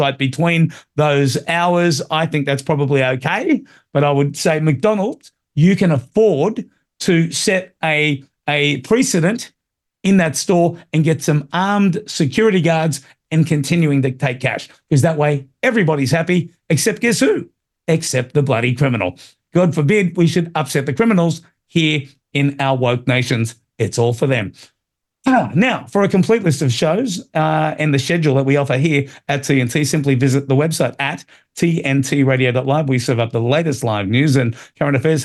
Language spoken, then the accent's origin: English; Sydney, New South Wales, Australia; I grew up in Marrickville